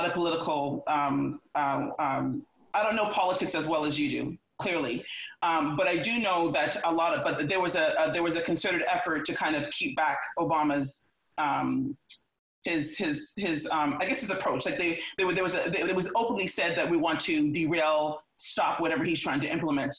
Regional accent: Canada; now in United States; I'm Canadian, and I came here legally

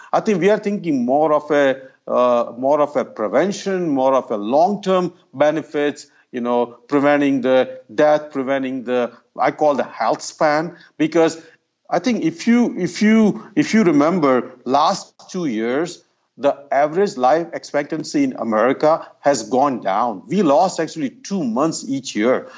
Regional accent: Ahmedabad, Gujarat, India; moved away; I grew up in India. It's about two hundred fifty miles north of Bombay. The city's name is Ahmedabad

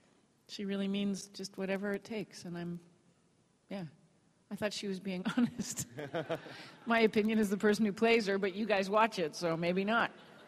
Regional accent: England, United Kingdom; because I'm from England originally, and I go back every year, and I grew up in a very British household. So, but my natural accent is this.

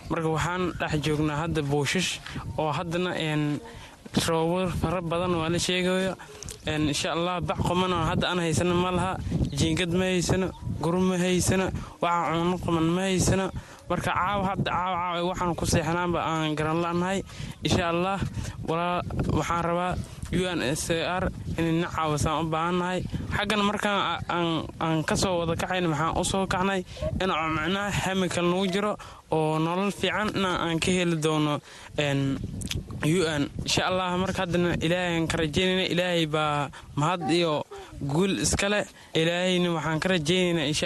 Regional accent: Somalia; also born or lived in Middle Juba; waxaan ka soo barakacnay jubbadu dhexe ayaan ka soo barakacnay marka wiil soomaaliyeed ayaan ahay maamo maamo soomaaliyeedna waa ila jeegta oo anay i dhashay lix ruux noo nahay marka waxaan dhex joognaa hadda booshish

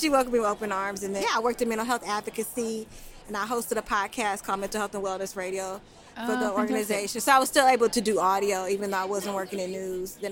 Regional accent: Oakland, California, United States; I'm from Oakland

